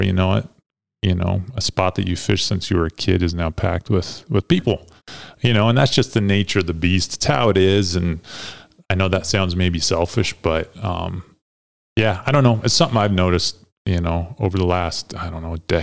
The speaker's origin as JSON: {"language": "English", "town": "Green River", "region": "Wyoming", "country": "United States", "tie": "born or raised there", "said": "I grew up in Green River"}